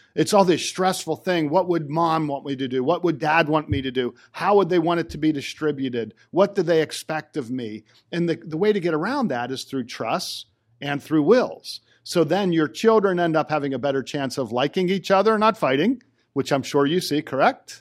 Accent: Johnstown, United States; I'm from Johnstown

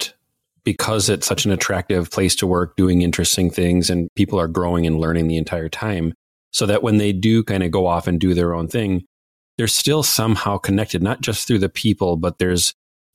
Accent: Minnesota, United States; accent: Minnesota; I'm from Minnesota, if folks can't tell by my accent

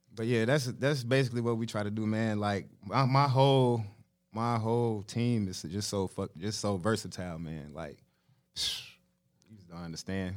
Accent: Charlotte, North Carolina, United States; I'm from Charlotte, North Carolina.

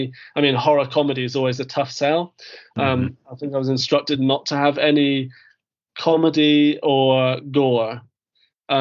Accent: United Kingdom; I am British

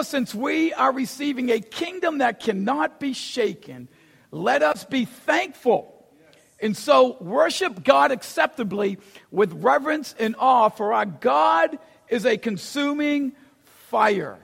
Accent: Boston, Massachusetts, United States; I grew up in Boston, never been to Texas.

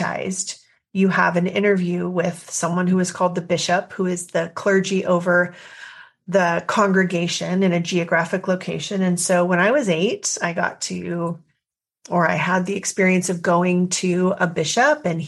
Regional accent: Central Valley, California, United States; also born or lived in Bolivia; I grew up in Central Valley, California.

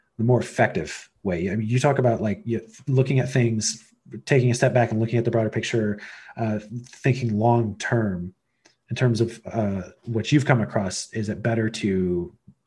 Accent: United States; now in Canada; I'm American, but I'm living in Canada

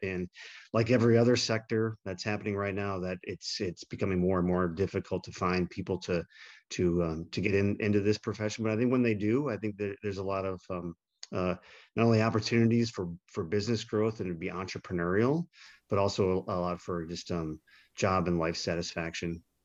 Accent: Milwaukee, Wisconsin, United States; my hometown, Milwaukee

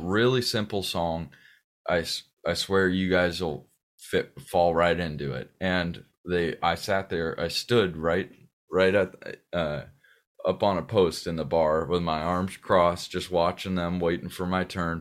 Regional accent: Pasadena, California, United States; born or raised there; also born or lived in Sierra Madre

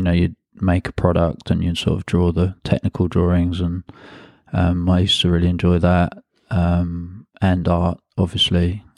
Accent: London, United Kingdom; I'm originally from London, um, and I grew up in a part of London called Hackney, uh, which is in the northeast of London

